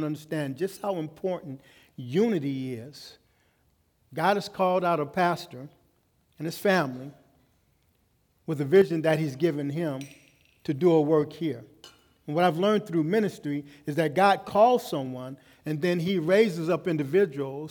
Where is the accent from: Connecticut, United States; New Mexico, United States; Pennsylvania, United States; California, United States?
California, United States; Los Angeles; growing up in Los Angeles